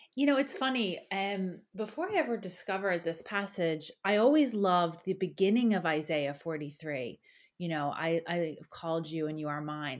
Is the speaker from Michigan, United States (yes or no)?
no; Philadelphia, Pennsylvania, United States; moved away as an adult; now in Ireland; I'm originally from Philadelphia, and I grew up in a really wonderful home